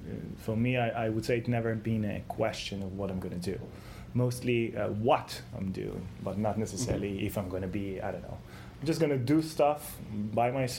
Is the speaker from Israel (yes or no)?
yes; Israel; I'm coming from Israel, so the Israeli mentality is always in pushing forward